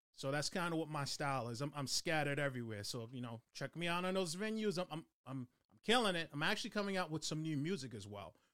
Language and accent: English; Boston, Massachusetts, United States; moved away; I was born and raised in Dorchester, Mass